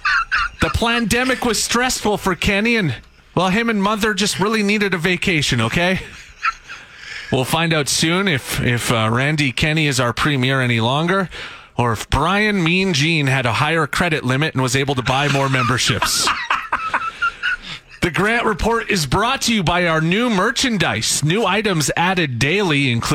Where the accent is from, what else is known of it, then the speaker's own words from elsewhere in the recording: Saskatchewan, Canada; growing up in Saskatchewan